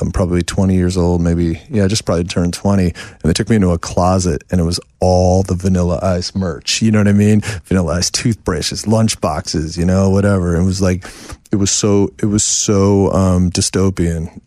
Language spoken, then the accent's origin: English; New York City, New York, United States; moved away as an adult; in New York till I was the age of forty